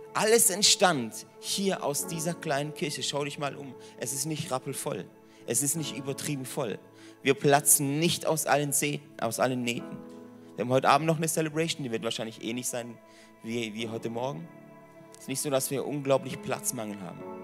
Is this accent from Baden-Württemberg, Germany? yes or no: yes; Mönchweiler, Baden-Württemberg, Germany; moved away as an adult; now in Singen, Germany; ich komme aus Mönchweiler. Da gibt es mehr Kühe wie Menschen.